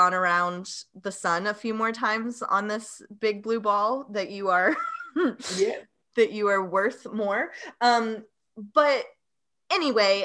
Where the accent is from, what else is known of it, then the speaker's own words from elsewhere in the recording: Tennessee, United States; I was born and raised in the Southeast in Tennessee